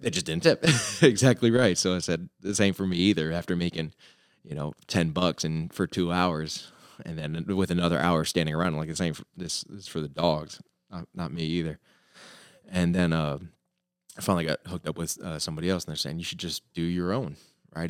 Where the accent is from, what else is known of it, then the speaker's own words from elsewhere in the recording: Florida, United States; moved away as an adult; also born or lived in New York City / Minnesota / Ohio / Italy; now in Springfield, United States; I'm from Florida